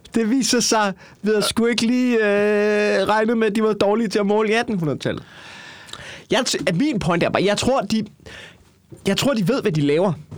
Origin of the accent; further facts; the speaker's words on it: Copenhagen, Capital Region of Denmark, Denmark; jeg er fra København